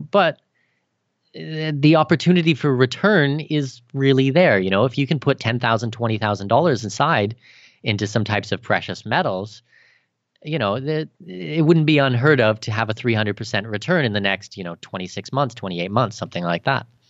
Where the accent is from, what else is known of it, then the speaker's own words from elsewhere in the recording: Canada; moved away as an adult; now in Abu Dhabi, United Arab Emirates; I'm Canadian